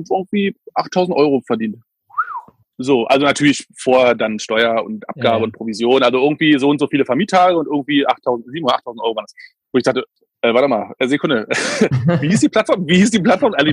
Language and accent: German; Berlin, Germany; also ich bin Berliner, wie gesagt, bin 80er Baujahr, das heißt also vor der Wende. Wir sind damals im, im Osten Berlins haben wir halt gewohnt, in Köpenick, wie gesagt.